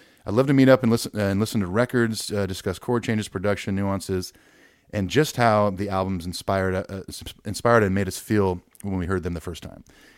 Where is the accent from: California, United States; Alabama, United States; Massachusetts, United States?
California, United States; now in Los Angeles, United States; Living in the Arts District downtown Los Angeles and growing up in Orange County, like Ethan, I knew I wanted to live here